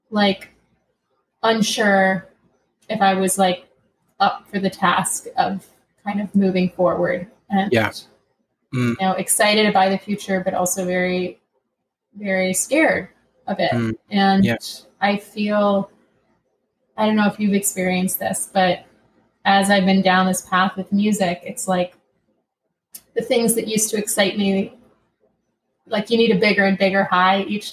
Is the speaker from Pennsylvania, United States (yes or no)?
yes; Collegeville, Pennsylvania, United States; moved away as an adult; now in New York, United States; I grew up outside of Wayne. I mean, like 20 minutes away